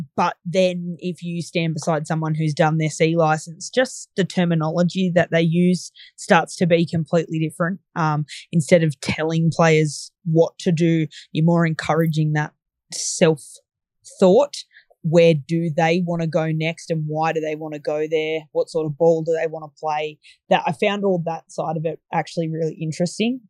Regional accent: Bathurst, New South Wales, Australia; I'm from Bathurst in central west New South Wales. So we're a small regional town

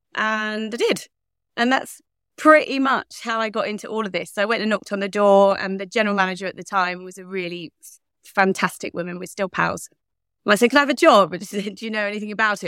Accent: Leigh-on-Sea, Essex, East of England, United Kingdom; moved away as an adult; also born or lived in South Carolina, United States; I was born in Leon C in Essex

